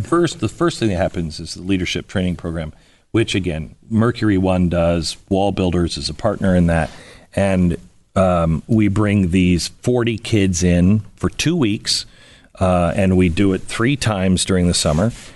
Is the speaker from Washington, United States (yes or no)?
yes; Seattle, Washington, United States; moved away; I'm a West Coast guy. I grew up in Seattle.